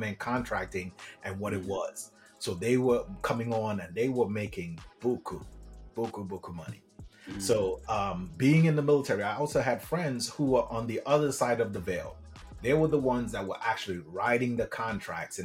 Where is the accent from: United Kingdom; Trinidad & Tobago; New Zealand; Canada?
Trinidad & Tobago; moved away; I'm originally from Trinidad and Tobago.